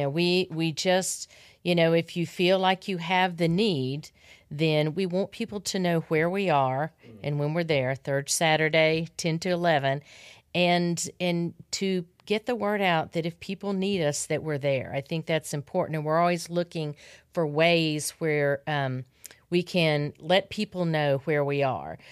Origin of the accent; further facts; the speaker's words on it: Arkansas, United States; I grew up in Arkansas